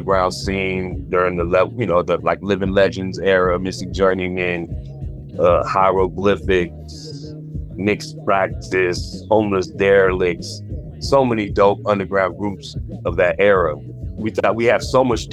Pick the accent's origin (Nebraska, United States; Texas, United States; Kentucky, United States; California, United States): California, United States; the Bay Area; growing up in the Bay